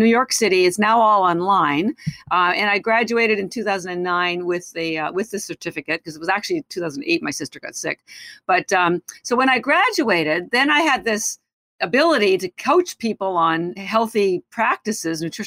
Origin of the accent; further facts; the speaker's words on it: Canada; moved away as an adult; now in United States; I am Canadian. I've lived in the United States for 30 years